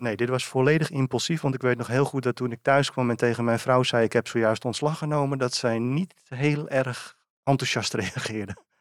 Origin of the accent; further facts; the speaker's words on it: Purmerend, North Holland, Netherlands; also born or lived in Beemster; geboren en getogen in Purmerend